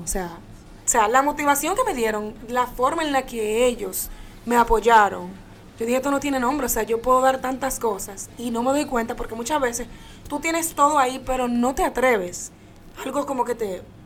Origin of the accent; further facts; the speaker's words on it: Dominican Republic; moved away as an adult; now in United States; me fui por el área de la comunicación allá en mi país, República Dominicana